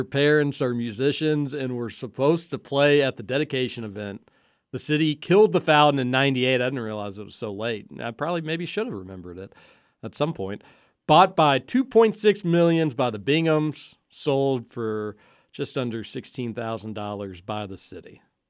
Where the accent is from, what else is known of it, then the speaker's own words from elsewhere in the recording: Kentucky, United States; growing up in the Highlands, but St. Matthew's right next to us, Laser Blaze birthdays were common.